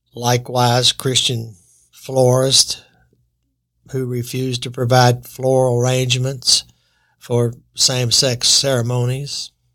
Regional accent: United States; I was born in America

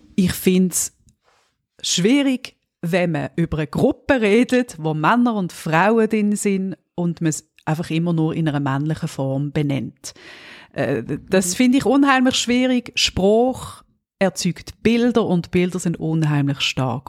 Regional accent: Switzerland; als Schweizerin

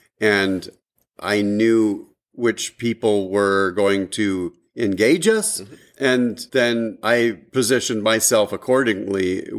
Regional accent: Washington, United States; I grew up in Washington

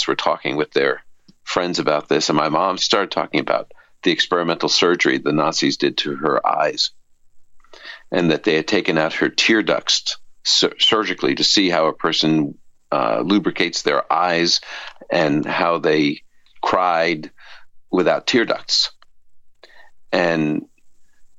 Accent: New York City, New York, United States; I was the baby in the family, raised in this Orthodox Jewish home in Brooklyn, New York

